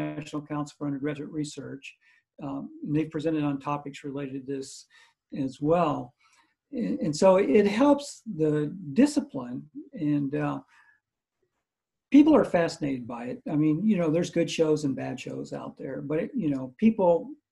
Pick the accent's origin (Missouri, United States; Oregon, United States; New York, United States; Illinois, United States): Missouri, United States; now in Pensacola, United States; I grew up in Missouri